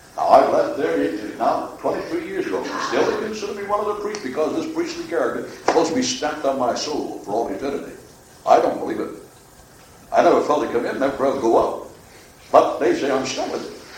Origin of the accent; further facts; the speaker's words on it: Dunmore, Pennsylvania, United States; I'm not a foreigner from Italy. Dunmore, Pennsylvania is not in Italy.